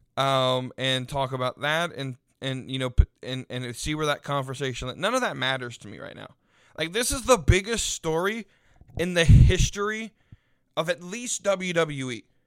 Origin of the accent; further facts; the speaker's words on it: United States; as a Westerner, as an American